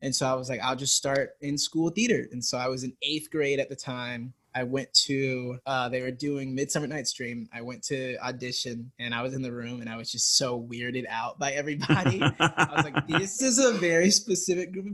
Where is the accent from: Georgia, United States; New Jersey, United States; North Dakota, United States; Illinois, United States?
Georgia, United States; Stone Mountain; So I'm from Georgia, Stone Mountain, Georgia, specifically. It's like a really small town of like, I want to say 6,000. I grew up there